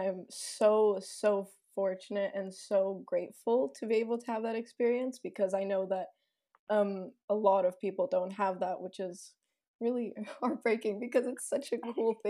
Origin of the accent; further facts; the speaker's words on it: Egypt; also born or lived in Sweden; I was born in Sweden, but my parents worked in Egypt at the time when I was born. So cool. At a very young age, at like 2 months old, we moved back to Egypt, and that's where I grew up